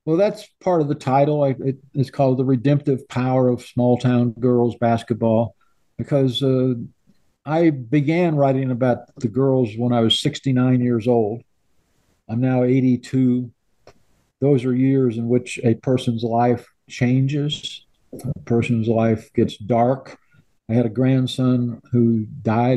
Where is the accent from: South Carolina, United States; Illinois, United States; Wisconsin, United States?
Illinois, United States; moved away as an adult; My wife and I left Illinois in 1965.